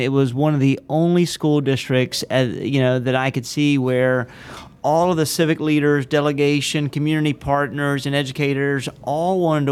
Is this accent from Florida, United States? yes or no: yes; Jacksonville, Florida, United States; Born and raised in Jacksonville, Florida